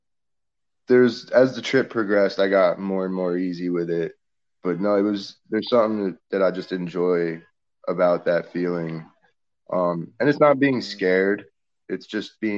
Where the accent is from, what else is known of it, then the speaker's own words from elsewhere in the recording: Northeast, United States; moved away as an adult; also born or lived in Vermont; now in New Orleans, United States; growing up in the Northeast and living down here in the flatlands is quite a change up